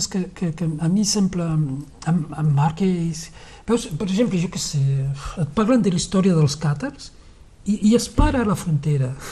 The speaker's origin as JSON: {"language": "Catalan", "town": "Cerbère", "region": "Occitania", "country": "France", "tie": "born or raised there", "also_born_or_lived": "Perpignan", "moved": "as an adult", "lives_now": "Llançà, Spain", "said": "Cervera és el meu poble, sí."}